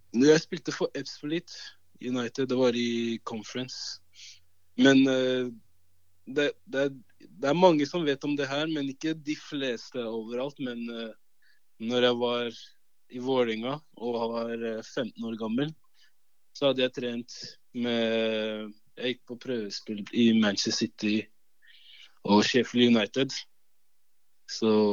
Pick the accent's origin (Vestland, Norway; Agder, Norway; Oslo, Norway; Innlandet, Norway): Oslo, Norway; Norwegian is a second language; also born or lived in Cameroon; Da måtte jeg gå på sånn eh, mottaksklasse i ett år for å lære meg norsk. Før jeg starta på fjerde klasse. Da starta jeg på Romsås. Og eh, det er jo Groruddalen